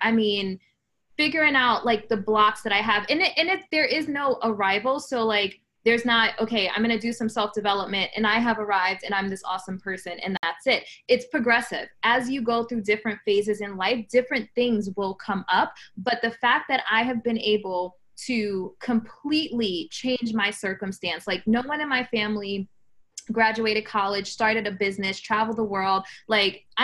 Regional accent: New York City, New York, United States; I was born in the Bronx, New York, single mom.

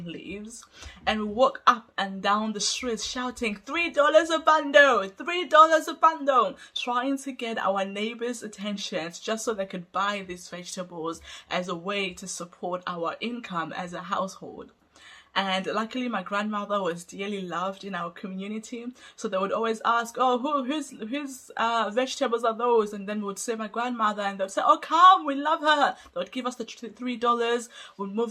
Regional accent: Zimbabwe; also born or lived in Hungary; now in United Kingdom; I come from Zimbabwe and I grew up in poverty-stricken

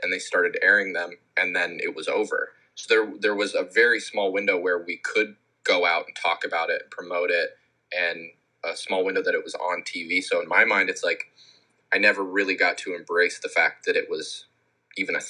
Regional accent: Scottsdale, Arizona, United States; moved away; I was involved in a lot of the local music scene where I grew up in Scottsdale

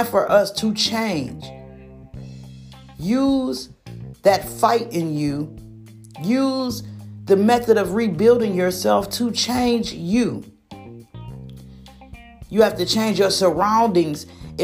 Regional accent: Michigan, United States; been born and raised in Michigan

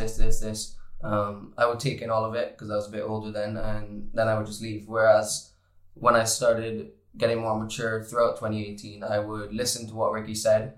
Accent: Barbados; moved away; I come from Barbados where we're all nice to each other and everyone's like a family in Barbados

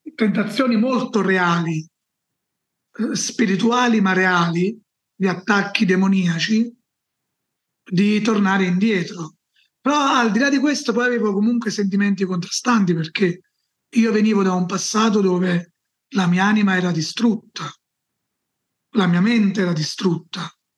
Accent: Salerno, Campania, Italy; Io sono nato nel sud Italia, a Salerno, una città vicino, dove Salerno è conosciuta, diciamo, vicino Napoli, in Campania

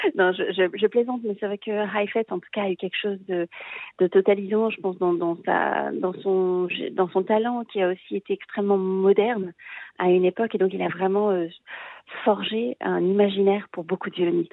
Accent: Marseille, Provence-Alpes-Côte d'Azur, France; moved away; also born or lived in Paris / Vienna / Munich; je suis marseillaise, euh, donc une fille du sud de la France

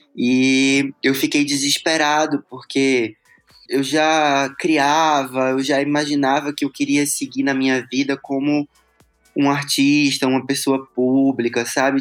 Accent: Recife, Pernambuco, Brazil; eu nasci em Recife, né, e morava lá

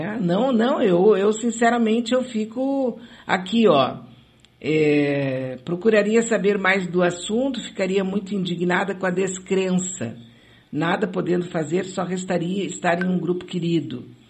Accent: São Leopoldo, Rio Grande do Sul, Brazil; Era uma coisa bem da minha infância em São Leopoldo. Acabei de me lembrar aqui um pouco do meu, do meu passado leopoldense

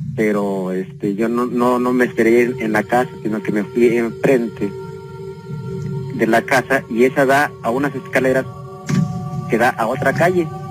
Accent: León, Guanajuato, Mexico; Yo soy de aquí de León, Guanajuato. Este, y soy de la colonia Bellavista.

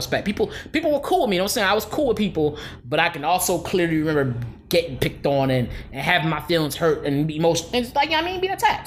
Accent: Philadelphia, Pennsylvania, United States; a young boy growing up in Philly

